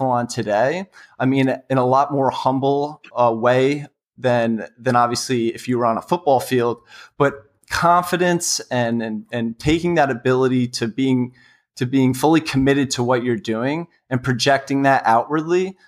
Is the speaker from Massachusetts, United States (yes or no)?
no; New York City, New York, United States; also born or lived in West Virginia; I'm from New York City, and ultimately that's where I want to be working after college